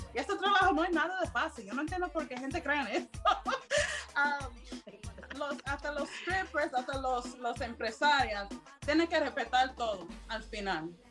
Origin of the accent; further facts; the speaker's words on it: United States; soy americana de ascendencia panameña y jamaiquina